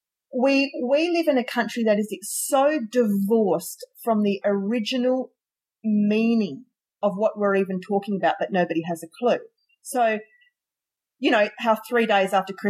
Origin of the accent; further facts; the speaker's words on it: Australia; we're Australian